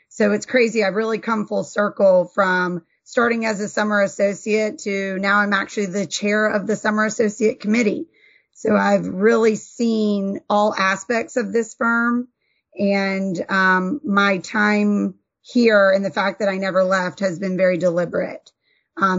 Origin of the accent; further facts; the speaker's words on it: North Carolina, United States; moved away as an adult; now in Georgia, United States; born and bred in North Carolina, and then came down to Georgia for law school and have been here ever since